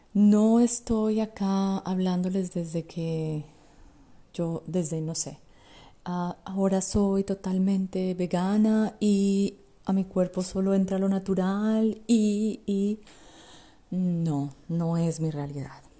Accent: Colombia; yo soy colombiana y vengo de una sociedad en la que básicamente vivimos para comer.

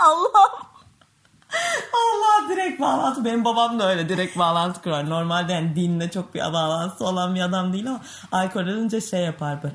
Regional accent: Çanakkale, Turkey

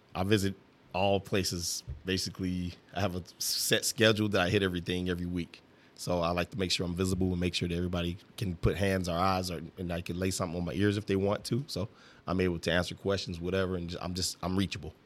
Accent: Illinois, United States; also born or lived in St. Louis, Missouri / Lebanon, Illinois / East St. Louis, Illinois / Greenville, Illinois; I was raised in Lebanon, Illinois.

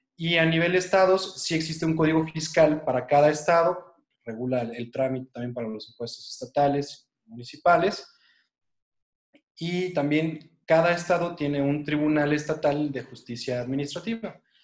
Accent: Mexico

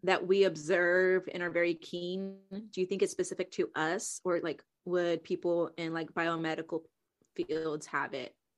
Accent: Houston, Texas, United States; moved away; I was from Houston.

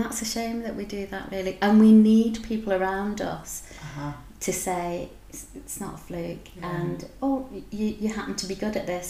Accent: Wigan, North West England, United Kingdom; now in Edinburgh, United Kingdom; I'm from Wigan and working class, very much a working class upbringing

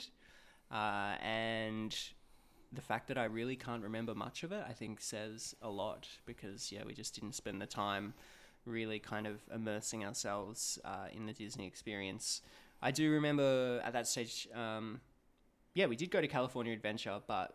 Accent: Melbourne, Victoria, Australia; Melbourne, Australia.

